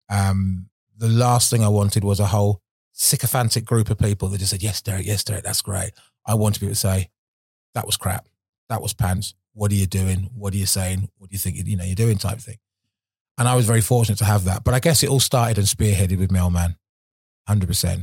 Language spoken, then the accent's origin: English; Milton Keynes, South East England, United Kingdom; used to live in Milton Keynes. I was born in Milton Keynes